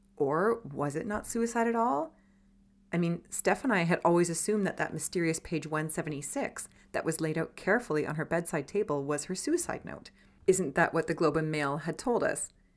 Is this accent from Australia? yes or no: no; Canada; We were raised in Canada